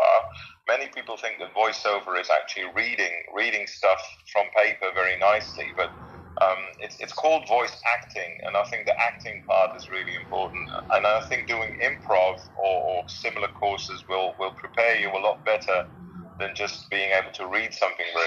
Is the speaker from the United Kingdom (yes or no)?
no; Netherlands; English is a second language; I'm a Dutch guy, so English is not my native tongue.